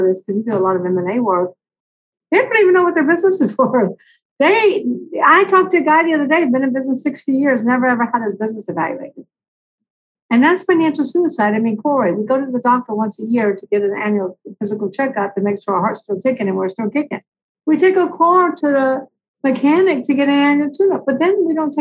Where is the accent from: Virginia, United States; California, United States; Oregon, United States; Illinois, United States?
California, United States; Long Beach; I'm actually from Long Beach, California